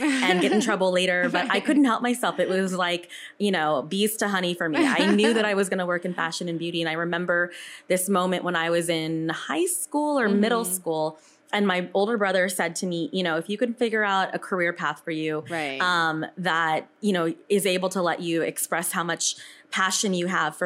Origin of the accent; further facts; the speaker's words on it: Houston, Texas, United States; moved away as an adult; also born or lived in California; now in New York City, United States; growing up in Houston